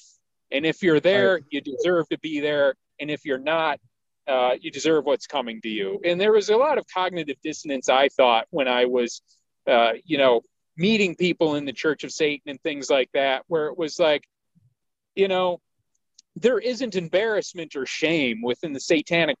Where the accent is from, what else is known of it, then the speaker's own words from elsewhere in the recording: Detroit, Michigan, United States; I grew up in Detroit